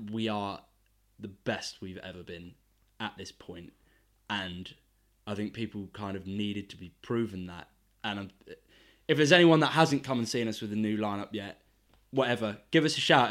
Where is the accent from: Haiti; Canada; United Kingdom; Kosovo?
United Kingdom; England; being English